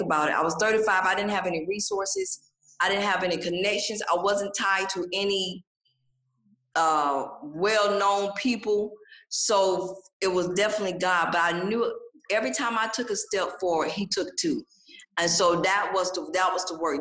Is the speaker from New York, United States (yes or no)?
no; Atlanta, Georgia, United States; born and raised in Atlanta, Georgia. So this is home for me here in Atlanta.